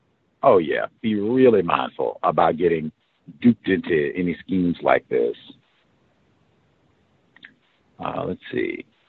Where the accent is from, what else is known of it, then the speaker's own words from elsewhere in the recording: South Carolina, United States; now in Springfield, United States; I am almost 1,000 miles from home. I came from South Carolina to Springfield, Missouri, or an education and a career and truck driving.